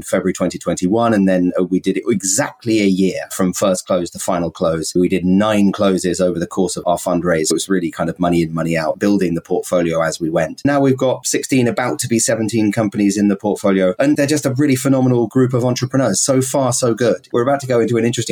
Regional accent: United Kingdom; also born or lived in Scotland / San Francisco; now in New York, United States; I'm a British person.

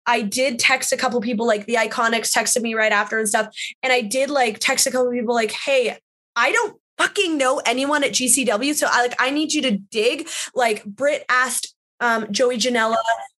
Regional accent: Canada; I felt so alone in this wrestling world, especially being a Canadian and having to travel all the time.

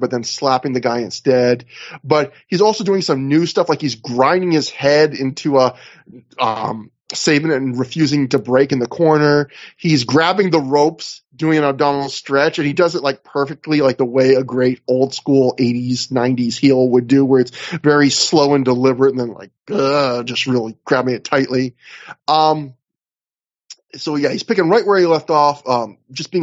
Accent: Canada; I'm a Canadian

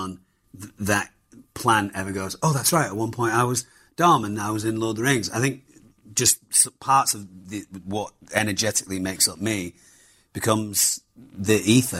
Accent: Germany; I do remember my parents dropping my brother and I off at matinees. We grew up in Germany

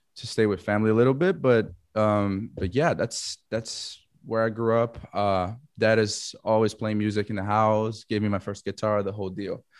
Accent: Florianópolis, Santa Catarina, Brazil; moved away as an adult; also born or lived in United States; I am from Florianopolis, Brazil. It's this small island, uh, South Brazil.

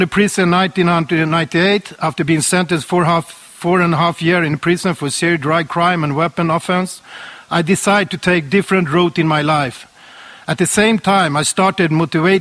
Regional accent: Sweden; I was born and raised in Sweden

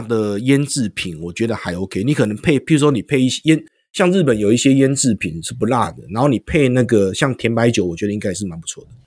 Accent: Taiwan; 我们是台湾人啊

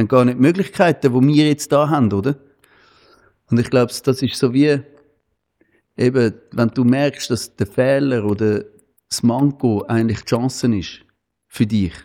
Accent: Switzerland; bei uns in der Schweiz

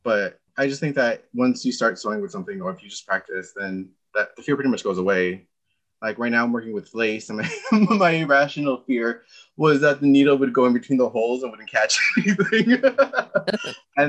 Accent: Montebello, California, United States; moved away as an adult; also born or lived in Humboldt County, California; now in San Diego, United States; I'm originally from Montebello, California, which is near Los Angeles.

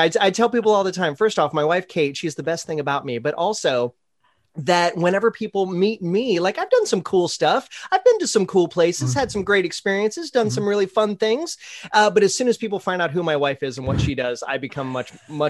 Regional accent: Green, Ohio, United States; I grew up in Ohio, in a little town called Green, Ohio. It was right between Akron and Canton.

